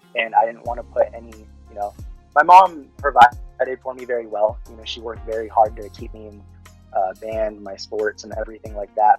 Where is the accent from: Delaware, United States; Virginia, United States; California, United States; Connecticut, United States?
California, United States; Fairfield; first language Tagalog; English is a second language; moved away as an adult; also born or lived in Dasmariñas, Cavite, Philippines; now in Nebraska, United States; originally, I was uh, born in the Philippines, uh, moved to California, Fairfield, California, specifically when I was around four